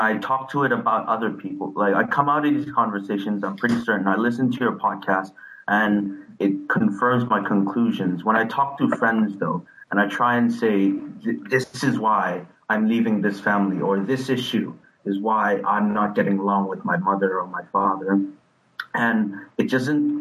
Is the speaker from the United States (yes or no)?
no; Hong Kong; I come from Hong Kong